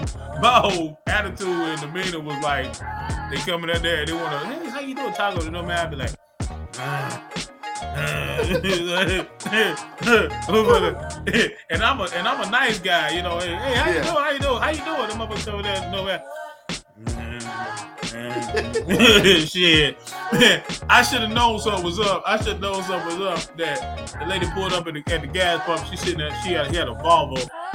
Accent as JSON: {"language": "English", "region": "North Carolina", "country": "United States", "said": "I'm from North Carolina"}